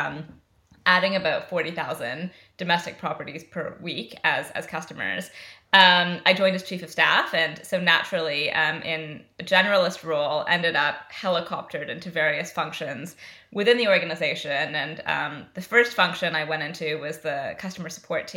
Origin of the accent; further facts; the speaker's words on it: Canada; accent: West Coast North American; moved away as an adult; now in London, United Kingdom; I'm Canadian originally. I moved to London 13 years ago. I have not picked up any form of the accent. I have no idea why. I think I just have a really strong West Coast North American accent